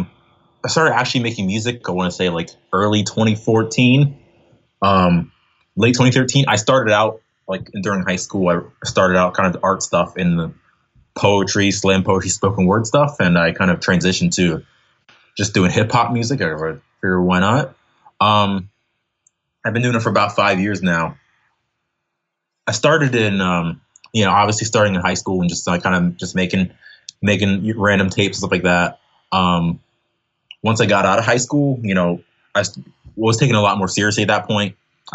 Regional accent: Pennsylvania, United States; also born or lived in Philadelphia, United States; Right now I'm living right hopping between Roarsford and Philadelphia, Pennsylvania. I'm basically like a Pennsylvania kid. I've lived in a bunch of places in this state.

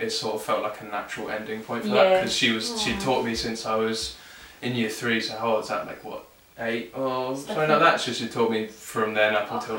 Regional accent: Cranleigh, South East England, United Kingdom; moved away as an adult; also born or lived in South London; now in London, United Kingdom; I was born in South London, and then when I was very young, my parents moved to Surrey, where my dad grew up. And so I grew up in Cranley.

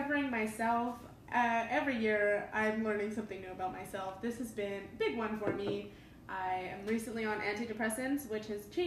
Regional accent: Wainwright, Alberta, Canada; I was born and raised in Wainwright, Alberta

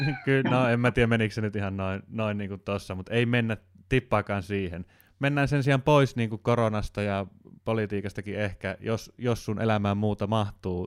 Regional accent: Jyväskylä, Central Finland, Finland; moved away; On Jyväskylän maisemat, se on mulle se koti, kotiseutu

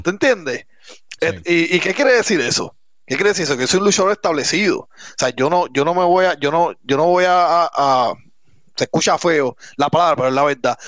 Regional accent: Puerto Rico; also born or lived in Miami, Florida, United States; mis padres pasaron acá a Puerto Rico y, pues yo me crié básicamente en Puerto Rico, desde, este, estudié en las escuelas de Puerto Rico

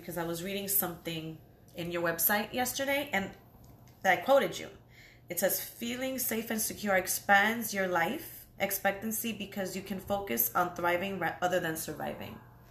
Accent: New York City, New York, United States; I grew up in the Bronx.

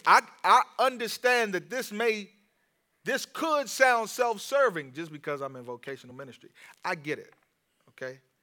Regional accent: Washington, District of Columbia, United States; I'm from Washington, D C.

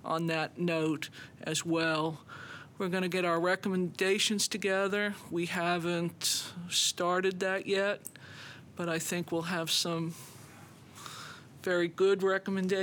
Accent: New York, United States; moved away; I grew up in New York

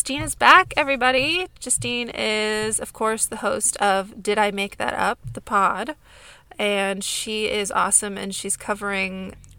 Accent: California, United States; I'm from California. I've grown up here my whole life.

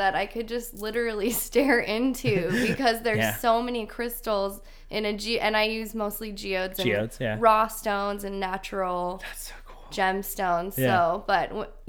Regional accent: Colorado, United States; now in Arizona, United States; growing up in Colorado

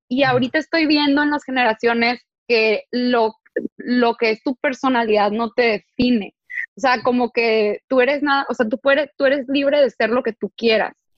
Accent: Tijuana, Baja California, Mexico; Yo, yo soy del norte, o sea, yo soy de Tijuana

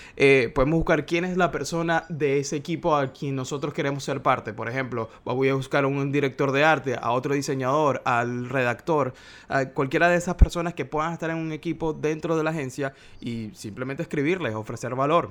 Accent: Maracaibo, Zulia, Venezuela; Soy de una ciudad que se llama Maracaibo

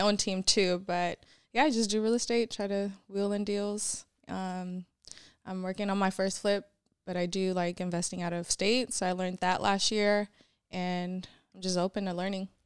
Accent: San Francisco, California, United States; also born or lived in Sacramento, California / Vallejo, California; I grew up in San Francisco

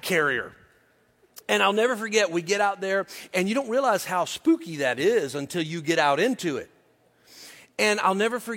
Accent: the South, United States; I'm from the South, so that's always my reference point.

